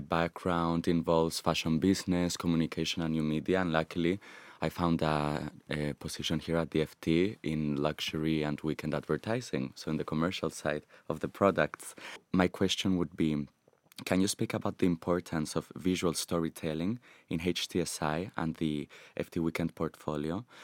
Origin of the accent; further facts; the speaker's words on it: Madrid, Community of Madrid, Spain; now in London, United Kingdom; I'm originally from Madrid, Spain